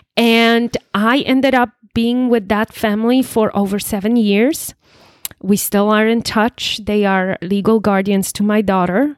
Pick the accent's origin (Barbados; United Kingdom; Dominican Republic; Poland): Poland; English is a second language; moved away as an adult; also born or lived in East Texas; now in United States; I was born and raised in Poland. Um, born and raised in Poland, and first twenty-one years of my life I spent in Poland. Then, as a twenty-one-year-old, I moved to United States